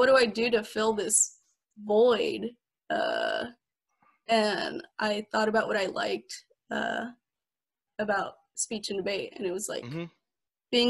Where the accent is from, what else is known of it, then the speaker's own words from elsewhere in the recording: San Diego, California, United States; moved away as an adult; now in Davis, United States; I'm from San Diego, and I moved here for school. So I live in Davis currently